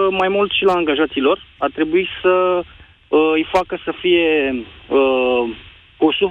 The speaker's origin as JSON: {"language": "Romanian", "town": "Pitești", "region": "Argeș", "country": "Romania", "said": "Bună ziua, Moise … sunt din Pitești."}